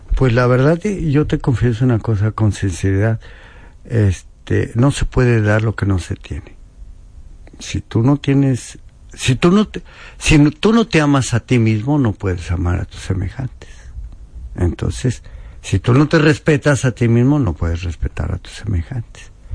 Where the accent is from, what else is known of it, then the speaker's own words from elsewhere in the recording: Apizaco, Tlaxcala, Mexico; also born or lived in Spain; allá brincando el charco en mi tierra